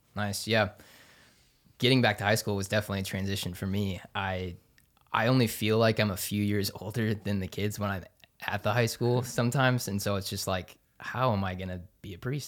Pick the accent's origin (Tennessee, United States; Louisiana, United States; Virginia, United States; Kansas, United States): Kansas, United States; Overland Park; also born or lived in Denver, Colorado; now in Topeka, United States; I grew up in Overland Park, Kansas